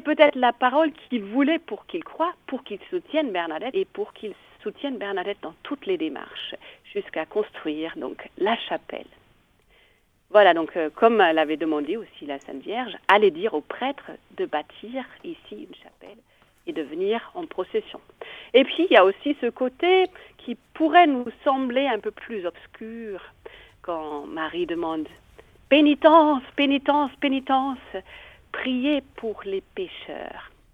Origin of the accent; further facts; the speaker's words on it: Bavaria, Germany; accent: Bavarian; French is a second language; moved away as an adult; also born or lived in Italy; now in Nevers, France; Je suis d'origine allemande, d'où le petit accent bavarois